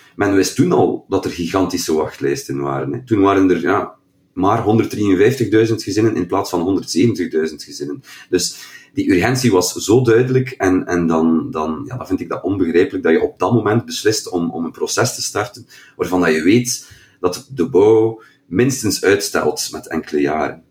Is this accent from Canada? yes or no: no; Kortrijk, Flanders, Belgium; bij ons in Kortrijk